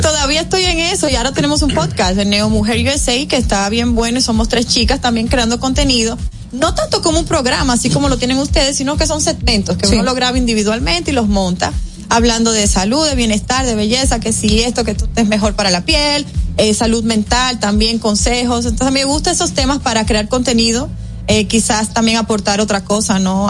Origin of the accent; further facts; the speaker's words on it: Dominican Republic; mostramos nuestra bandera, mostramos eh, parte de nuestras costumbres, mencionamos la comida dominicana